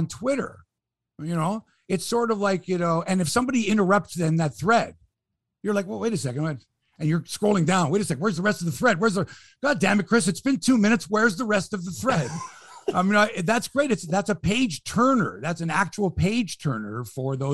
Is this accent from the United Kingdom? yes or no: no; Toronto, Ontario, Canada; I'm from the city. I'm born and raised in Toronto.